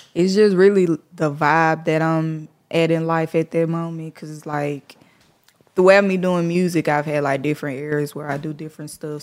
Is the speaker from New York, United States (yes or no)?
no; Memphis, Tennessee, United States; I'm from the East